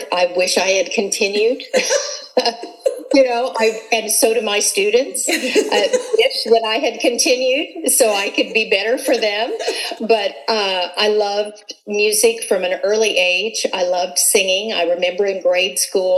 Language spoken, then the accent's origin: English; Missouri, United States; moved away as an adult; now in Texas, United States; when I grew up in Missouri